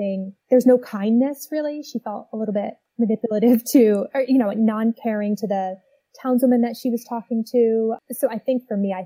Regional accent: Massachusetts, United States; I grew up in Massachusetts

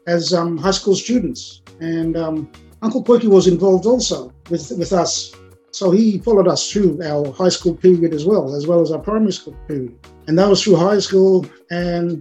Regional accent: Australia; helped us, future generations, to being raised here on the mainland

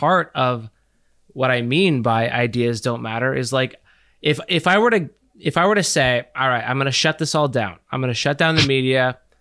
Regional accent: Canada; we are from Canada

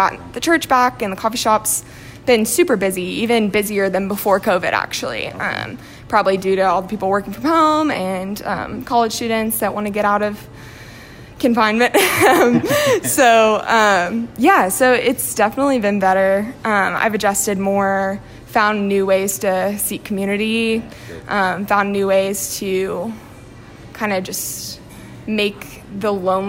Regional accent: Marietta, Georgia, United States; moved away as an adult; now in Knoxville, United States; I'm actually from Marietta, Georgia, originally, so north of Atlanta, and then I came here for school.

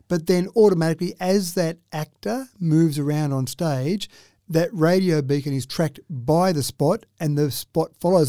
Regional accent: Dubbo, New South Wales, Australia; Growing up in Dubbo

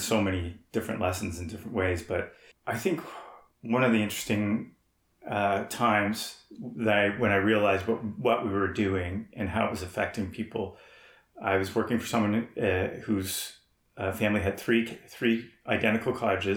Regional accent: Toronto, Ontario, Canada; also born or lived in Pointe au Baril, Canada; now in Parry Sound, Canada; I'm originally from Toronto

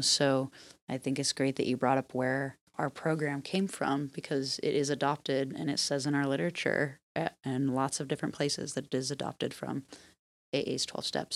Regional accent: Midwest, United States; growing up in the Midwest, I grew up on, with this, like, work ethic

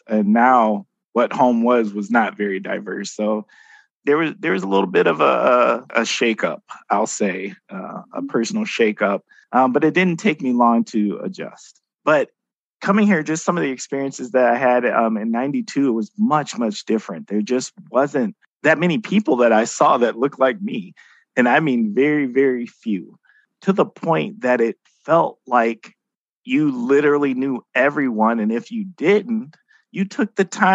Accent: Milwaukee, Wisconsin, United States; moved away as an adult; also born or lived in Oshkosh, Wisconsin; now in Fox Cities, United States; I'm from Milwaukee, inner city Milwaukee, not the one of the suburbs outside of Milwaukee

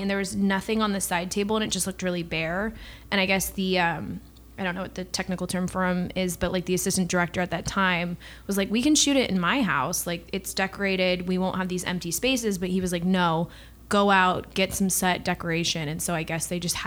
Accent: Southern California, United States; born and raised in Southern California

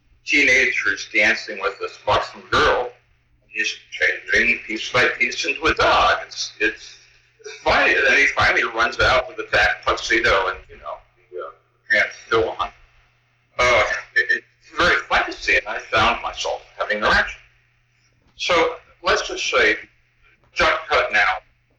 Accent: Perth Amboy, New Jersey, United States; I was born in Chris Amboy, New Jersey, but my father was from a well-to-do Jewish family in New York.

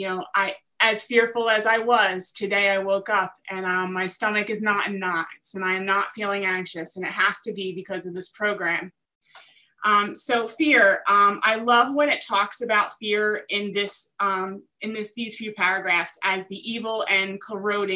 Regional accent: New Jersey, United States; I am from South Jersey

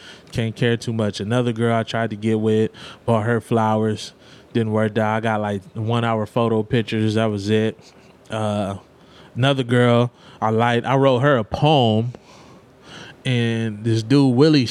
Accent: Los Angeles, California, United States; moved away; I'm coming from South Central

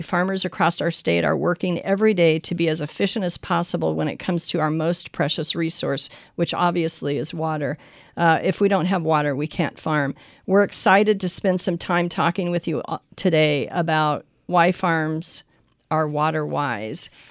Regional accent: Pinal County, Arizona, United States; like myself, from a generational farm family in the same county, Pinal County

